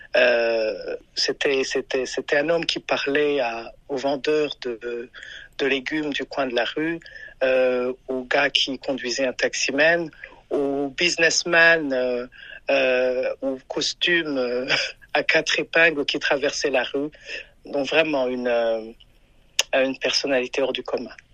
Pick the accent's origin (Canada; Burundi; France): Burundi; now in Maryland, United States; je viens du Burundi.